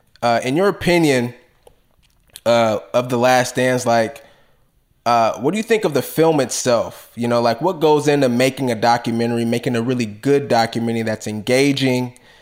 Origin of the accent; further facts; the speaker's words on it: Bay Area, California, United States; I never rooted for the Warriors ever in my life, even though I grew up in the Bay Area.